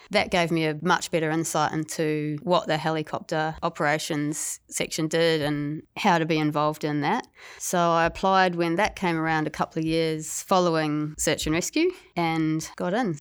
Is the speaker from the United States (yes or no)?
no; New Zealand; moved away as an adult; also born or lived in Gold Coast, Australia; now in Tasmania, Australia; I was originally from New Zealand